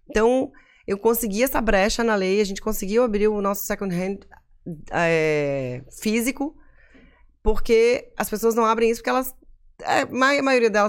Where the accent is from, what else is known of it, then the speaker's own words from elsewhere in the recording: Florianópolis, Santa Catarina, Brazil; Porque assim, a BK, pô, eu sou manezinha, meus pais tiveram loja, as pessoas sabem de onde eu sou, sabem onde eu moro.